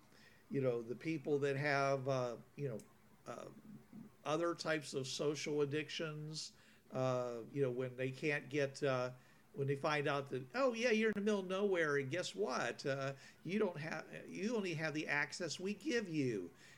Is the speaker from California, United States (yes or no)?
no; Pittsburgh, Pennsylvania, United States; Since I grew up in Pittsburgh.